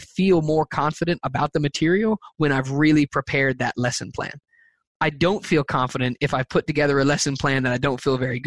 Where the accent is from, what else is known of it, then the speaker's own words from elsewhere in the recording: the South, United States; I'm from the South